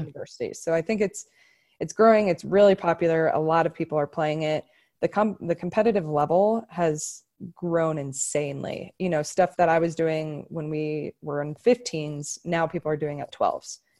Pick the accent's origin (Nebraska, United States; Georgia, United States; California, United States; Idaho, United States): Nebraska, United States; Omaha; moved away as an adult; also born or lived in Denver; I'm from Omaha, Nebraska, and volleyball's really big there, and I had a really, really good club team